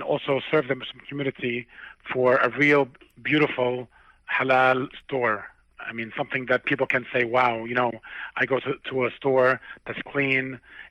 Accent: New York, United States; So we're from New York, and this is a line of business we've been in for many, many years.

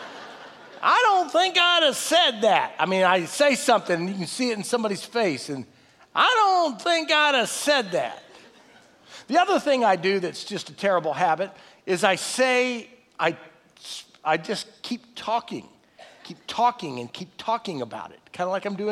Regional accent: Texas, United States; we're all from Texas

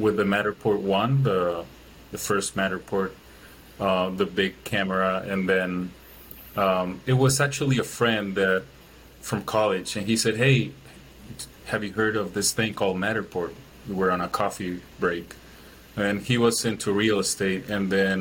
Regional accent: Chile; moved away as an adult; now in Milwaukee, United States; I'm originally from Chile, I live in Milwaukee now.

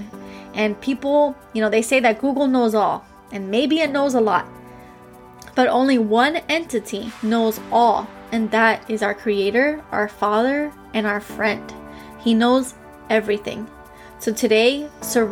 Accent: Miami, Florida, United States; I'm from Miami

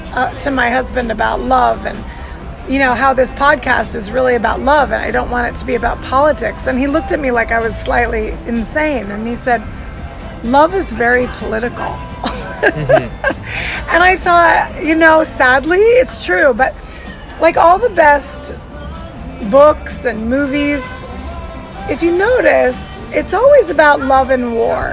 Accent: Arizona, United States; also born or lived in Chicago; I grew up in Arizona, so which is very Mexican

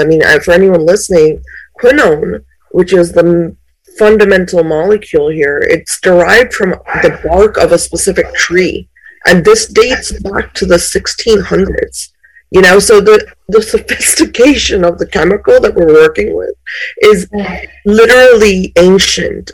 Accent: India; was born in India

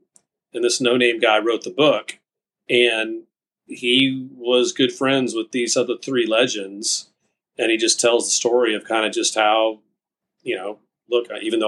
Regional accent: Texas, United States; now in Fort Lauderdale, United States; Yep. Spend a lot of time in Fort Lauderdale now because our office is here

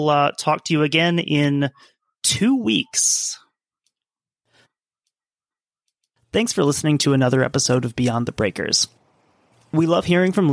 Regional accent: United States; as an American

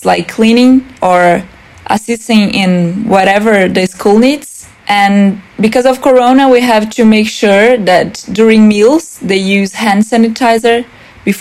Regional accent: South Region, Brazil; moved away as an adult; now in Denmark; I am from Brazil. I live in the very south of Brazil

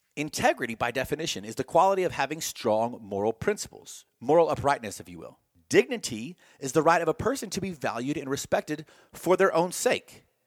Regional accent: Texas, United States; I'm from Texas

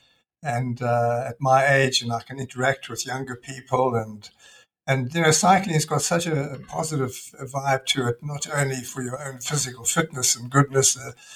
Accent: Scotland, United Kingdom; moved away; I was born in Scotland

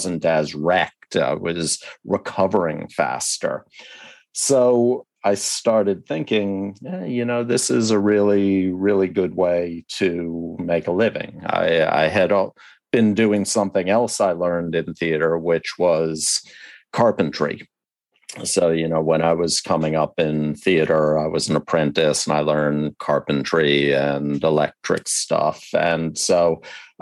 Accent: the Northeast and New York, United States; Even though I grew up in the Northeast and in New York, I went to camp down south

